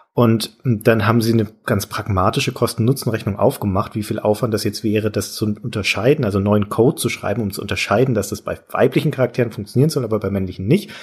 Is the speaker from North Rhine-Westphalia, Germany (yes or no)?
no; Franconia, Bavaria, Germany; bei uns in Franken